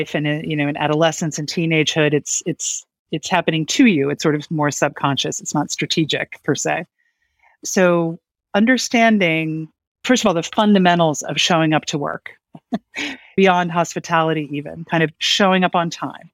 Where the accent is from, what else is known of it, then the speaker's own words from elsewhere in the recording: Gladwyne, Pennsylvania, United States; now in Berkshires, United States; I grew up just outside of Philadelphia